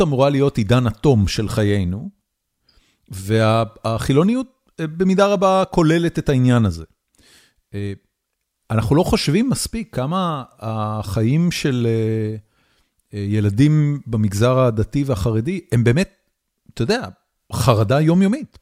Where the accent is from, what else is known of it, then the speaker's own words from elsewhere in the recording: Haifa, Haifa District, Israel; אני גדלתי בחיפה, על הכרמל